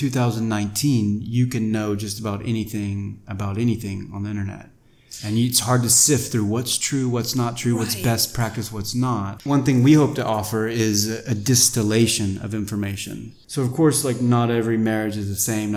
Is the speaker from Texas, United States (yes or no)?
yes; Texas, United States; moved away as an adult; also born or lived in India / France / Latin America; now in Taiwan; I'm from Texas